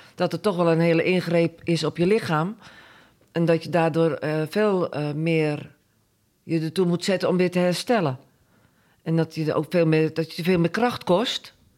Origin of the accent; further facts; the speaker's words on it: Gorinchem, South Holland, Netherlands; moved away as an adult; now in Boskoop, Netherlands; geboren en getogen in Gorkum